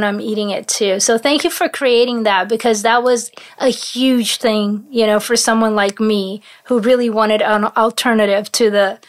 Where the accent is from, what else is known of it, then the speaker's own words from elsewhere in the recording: Paris, Île-de-France, France; My father is from Paris. I have family in Paris. So I grew up in Paris a lot.